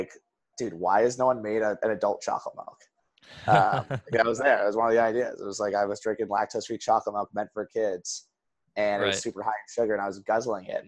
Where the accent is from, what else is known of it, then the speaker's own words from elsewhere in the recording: Wellesley, Massachusetts, United States; also born or lived in Boston, Massachusetts; So I grew up in Wellesley